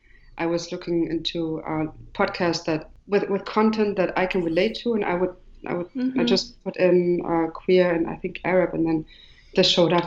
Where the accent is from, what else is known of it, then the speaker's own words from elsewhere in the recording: Marrakesh, Marrakesh-Safi, Morocco; Nina is from Berlin, and I'm from Marrakech or Morocco. So that gives the broad idea. When you go into the space, you see the elements of Morocco and also the GDR, like East Germany.